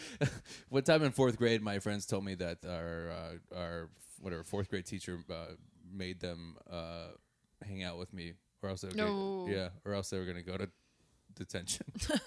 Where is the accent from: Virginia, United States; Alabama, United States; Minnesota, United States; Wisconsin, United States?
Wisconsin, United States; Milwaukee; I'm from Milwaukee, but yeah.